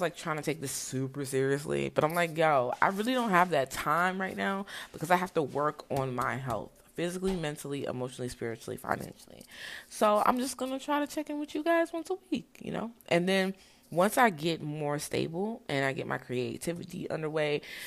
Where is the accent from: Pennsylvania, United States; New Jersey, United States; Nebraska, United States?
New Jersey, United States; Brownsville; also born or lived in Newark, New Jersey; I was born in Newark, but raised in Brownsville, New Jersey